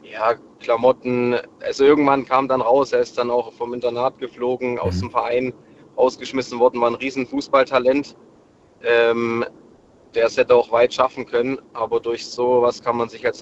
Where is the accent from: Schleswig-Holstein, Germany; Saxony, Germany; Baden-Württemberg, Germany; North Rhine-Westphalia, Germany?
Saxony, Germany; zusammen vom kleinen Dorfverein also ich komme aus dem Erzgebirge, zusammen auf die Sportschule gegangen in Chemnitz